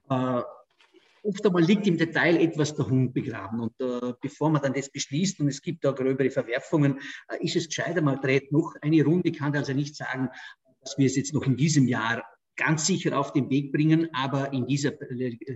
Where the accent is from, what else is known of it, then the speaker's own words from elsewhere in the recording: Vorarlberg, Austria; Du weißt, ich komme aus Vorarlberg, die Schweiz ist bei uns sehr nahe.